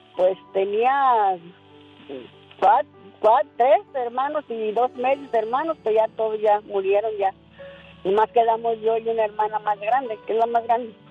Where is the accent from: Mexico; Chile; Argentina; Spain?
Mexico; Michoacán; now in Oregon, United States; Yo soy de Michoacán